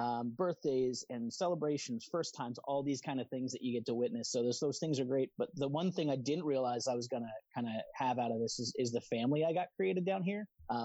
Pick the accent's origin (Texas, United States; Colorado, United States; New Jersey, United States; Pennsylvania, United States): Colorado, United States; I was more on the West Coast because I was from Colorado